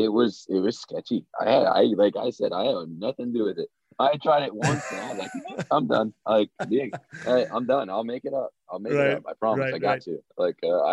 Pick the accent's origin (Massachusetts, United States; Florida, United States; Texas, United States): Florida, United States; I grew up in Florida